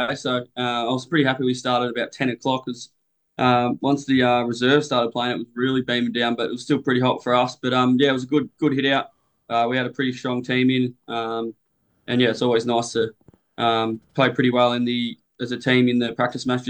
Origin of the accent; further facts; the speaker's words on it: Bunyip, Victoria, Australia; also born or lived in Bondi, Sydney; now in Sydney, Australia; I was from a country little town called in Bunyip. This country Vic about an hour southeast of Melbourne. Grew up there